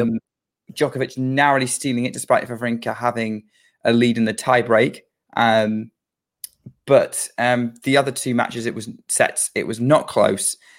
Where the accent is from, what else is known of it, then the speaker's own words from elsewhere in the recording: United Kingdom; as a Brit